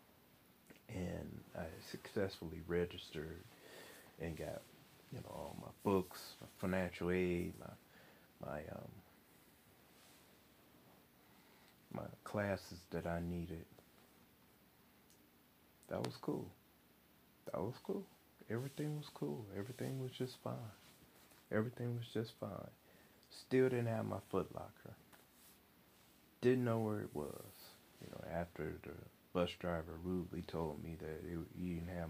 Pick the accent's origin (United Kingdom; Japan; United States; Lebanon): United States; Flint, Michigan; moved away as an adult; also born or lived in Mississippi; I'm from Michigan